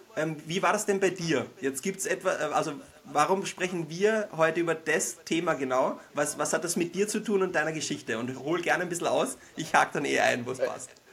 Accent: Vienna, Austria; accent: Wiener Einschlag; Wir sind beide gebürtige Wiener

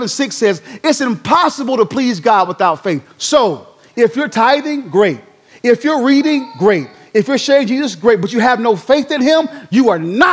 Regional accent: Durham, North Carolina, United States; moved away as an adult; born and raised in Durham, North Carolina

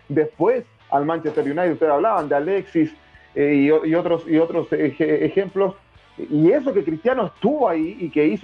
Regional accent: Chile; como chileno, como chileno

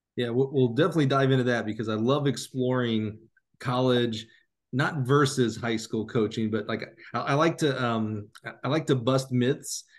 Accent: Alabama, United States; moved away as an adult; also born or lived in Chicago; I grew up in Alabama

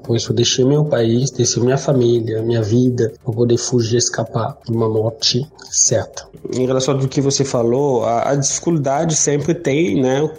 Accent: DR Congo; moved away as an adult; now in Brazil; eu sou da República Democrática do Congo. Faz exatamente cinco anos que eu estou no Brasil

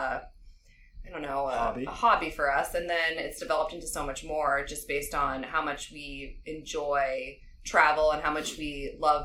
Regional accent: Dover, New Hampshire, United States; also born or lived in Springfield, Massachusetts; I grew up here in Dover, so we're back in my hometown

